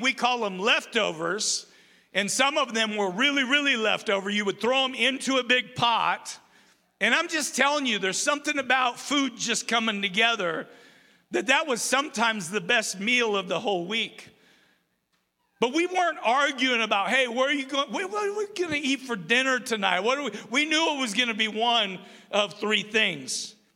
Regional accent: Umatilla, Oregon, United States; now in Rupert, United States; I grew up in Umatilla, Oregon

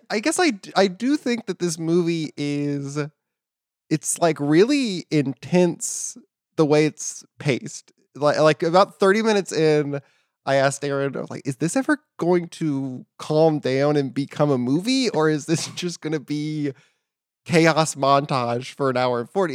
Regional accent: Katy, Texas, United States; I'm from Katy, Texas

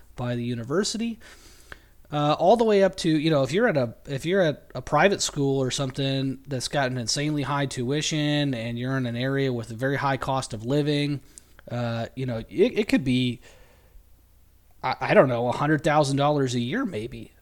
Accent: California, United States; I'm from California

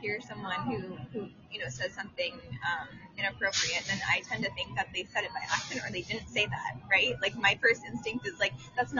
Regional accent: Oregon, United States; moved away; also born or lived in Toronto; I'm an Oregonian, actually.

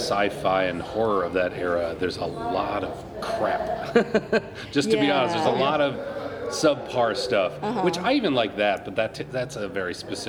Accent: Minnesota, United States; I'm from Minnesota.

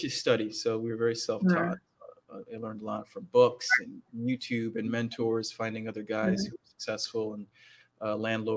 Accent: Minnesota, United States; moved away; also born or lived in Washington, D.C. / Maine; I grew up in Minnesota, born in D.C., family moved to Minnesota when I was very young. So I grew up in Minnesota, went through high school in Minnesota.

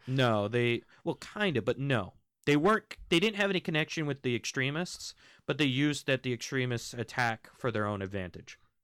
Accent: United States; also born or lived in United Kingdom; I am American. I'm half American, half British

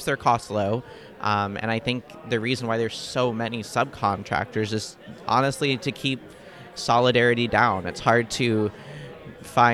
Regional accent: Kansas City, Missouri, United States; I'm also from Kansas City, Missouri

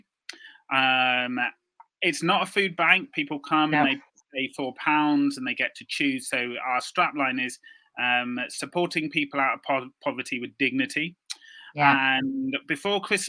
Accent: Birmingham, West Midlands, United Kingdom; I'm from Birmingham, as you said, part of an urban expression team

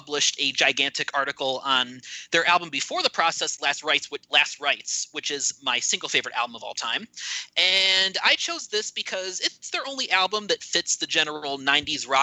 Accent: Cleveland, Ohio, United States; I'm from the Cleveland area myself, actually lived there most of my life

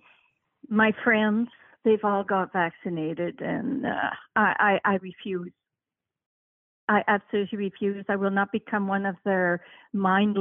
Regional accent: Canada; I'm from Canada.

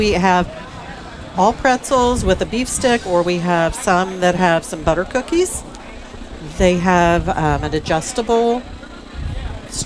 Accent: Central Indiana, United States; We're from Central Indiana

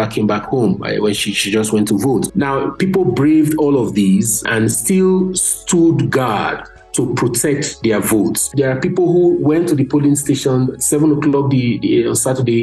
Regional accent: Nigeria; I'm from Nigeria

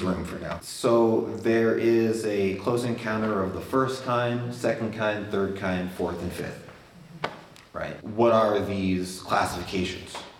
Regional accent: Albuquerque, New Mexico, United States; I was raised here in Albuquerque

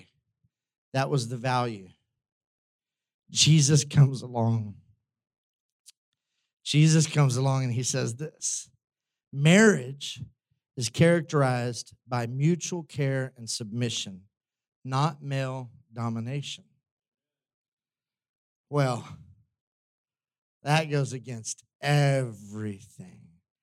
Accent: United States; we live in the West, we were raised in the United States

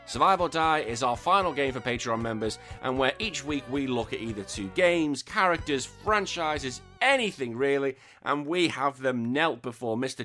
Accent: England, United Kingdom; now in Australia; I'm still England. I'm in England till I die.

